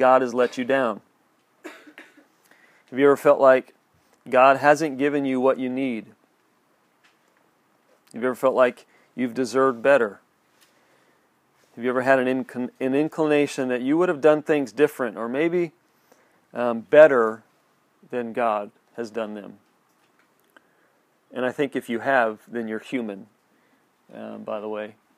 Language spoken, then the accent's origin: English; United States; us growing up here.